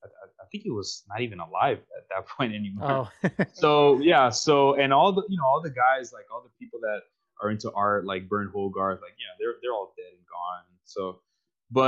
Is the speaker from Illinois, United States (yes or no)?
no; New York, United States; from New York. Cool. Basically just born and raised